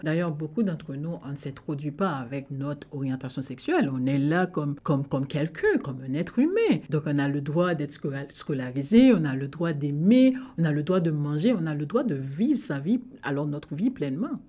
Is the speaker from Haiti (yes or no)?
yes; Haiti; first language Haitian Creole; French is a second language; moved away as an adult; also born or lived in Windsor, Canada; now in Toronto, Canada; Je viens d'Haïti. Ma langue officielle, c'est le créole.